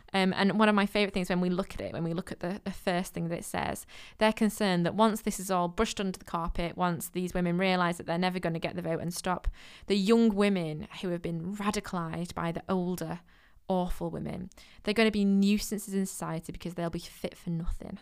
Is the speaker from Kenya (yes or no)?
no; Manchester, North West England, United Kingdom; I'm from Manchester